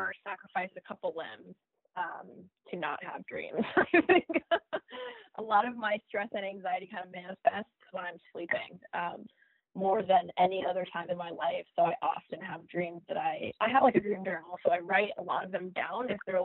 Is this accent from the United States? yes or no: yes; Florida Keys, United States; I grew up in the Keys, the Florida Keys